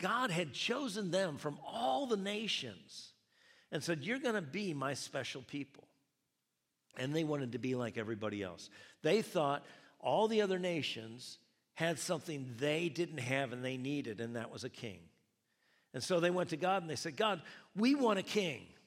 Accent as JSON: {"language": "English", "country": "United States", "said": "my reference point being an American, being in America"}